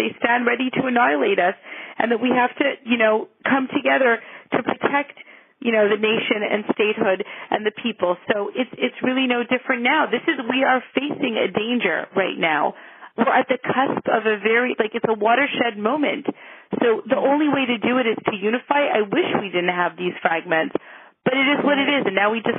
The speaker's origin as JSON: {"language": "English", "town": "Montreal", "region": "Quebec", "country": "Canada", "tie": "born or raised there", "said": "growing up in my hometown in Montreal"}